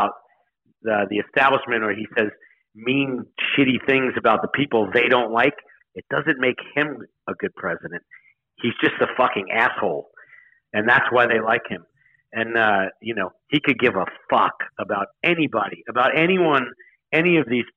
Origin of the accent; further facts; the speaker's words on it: New York, United States; I'm a New Yorker. I grew up in New York